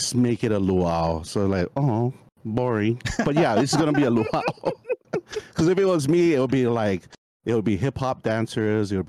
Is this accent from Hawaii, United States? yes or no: yes; Honolulu, Hawaii, United States; also born or lived in Samoa; So I was born in Samoa and then moved to Hawaii when I was 4 years old. And then all my siblings were born here. So I'm the only alienated one that was born in the motherland and all my siblings here. I grew up in Kalihi.